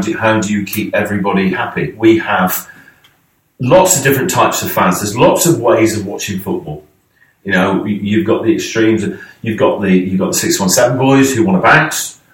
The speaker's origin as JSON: {"language": "English", "town": "Sidmouth", "region": "South West England", "country": "United Kingdom", "tie": "born or raised there", "also_born_or_lived": "Exeter", "moved": "as an adult", "lives_now": "Lincoln, United Kingdom", "said": "Well, I'm actually from Devon originally. I was born in Exeter. Went to school in Sidmouth, so I'm a South Devon boy"}